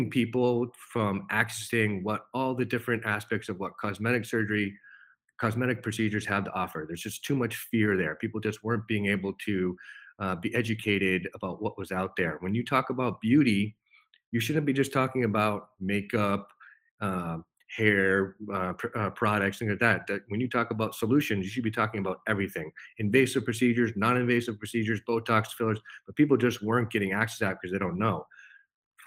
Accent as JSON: {"language": "English", "town": "Holden", "region": "Massachusetts", "country": "United States", "tie": "born or raised there", "said": "I grew up in a small town in Massachusetts, Holden, Massachusetts. Born and raised, lived there pretty much my whole life"}